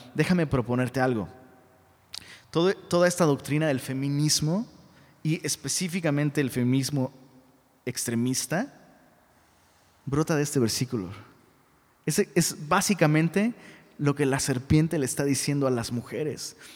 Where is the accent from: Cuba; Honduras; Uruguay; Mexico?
Mexico; Taxco, Guerrero; mi abuela era eh, maestra de una escuela en Tasco, de donde soy originario